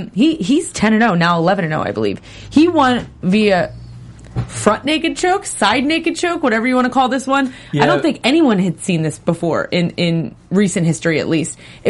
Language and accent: English; New Jersey, United States; My hometown, guys. There you go. Well, not my hometown, but my home state.